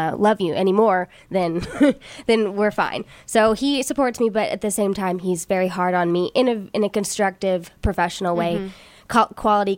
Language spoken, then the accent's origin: English; Nashville, Tennessee, United States; born or raised there; now in Los Angeles, United States